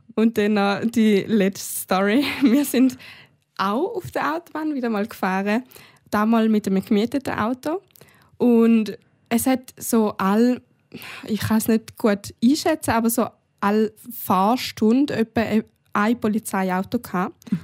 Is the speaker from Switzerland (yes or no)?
yes; Switzerland; bei uns in der Schweiz